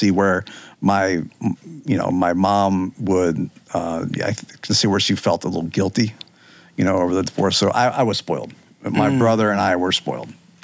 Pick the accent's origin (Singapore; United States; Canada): United States; Northern Virginia; I'm from Northern Virginia. I've grown up here my whole life.